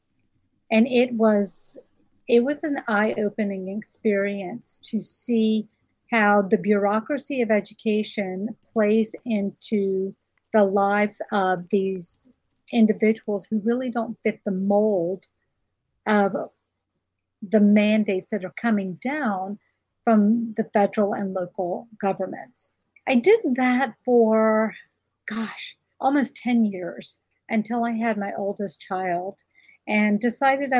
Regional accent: rural Georgia, United States; also born or lived in Alabama; I was born in Alabama and raised in rural Georgia

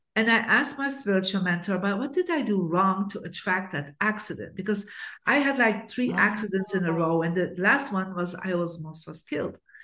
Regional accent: Bruges, Flanders, Belgium; I actually grew up in Belgium in a beautiful city called Bruges.

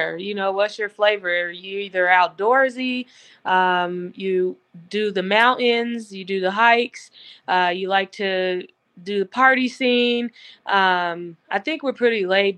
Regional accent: Colorado, United States; I'm actually a second generation Coloradan, and then my children and my grandchildren. So we're four generations in.

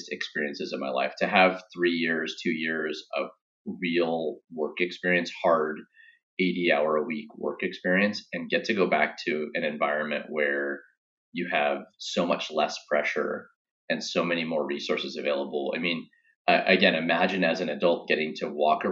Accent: Grants Pass, Oregon, United States; moved away; a coffee company from my hometown in Grants Pass, Oregon

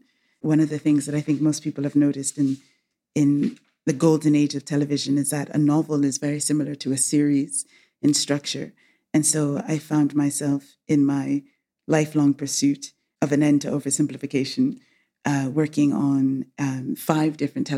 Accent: England, United Kingdom; born there; I was born in England. I was educated in the United States and back in England.

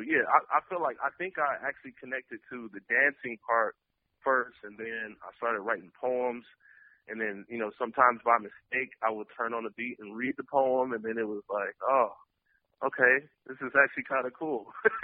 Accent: Detroit, Michigan, United States; growing up in Detroit and being in certain areas.

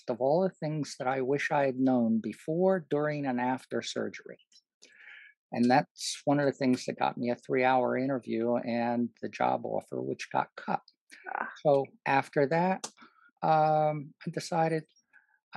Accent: New York, United States; I grew up in New York. When I was even in college in New York

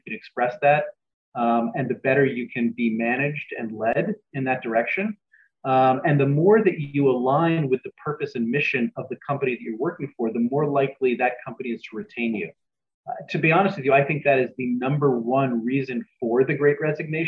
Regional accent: New York City, New York, United States; my partner and I grew up in New York City

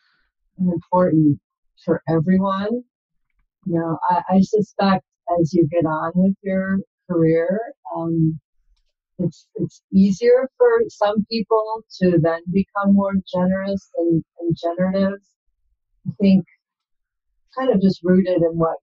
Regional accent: Milwaukee, Wisconsin, United States; moved away; also born or lived in California; I grew up in Wisconsin in the Milwaukee area

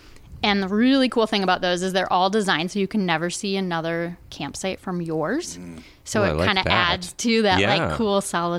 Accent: Allentown, Pennsylvania, United States; I'm originally from Pennsylvania.

